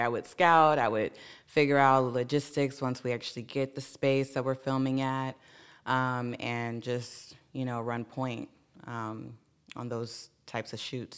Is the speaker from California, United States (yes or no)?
yes; Carson, California, United States; I'm from Carson, California